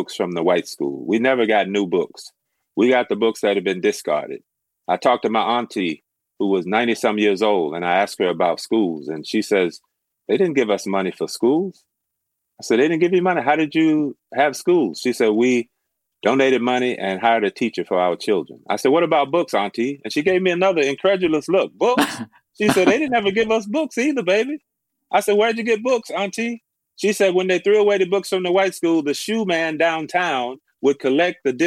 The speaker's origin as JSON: {"language": "English", "region": "Tennessee", "country": "United States", "tie": "born or raised there", "moved": "yes", "lives_now": "Oregon, United States", "said": "I grew up in Tennessee, a small town about 60 miles from Memphis"}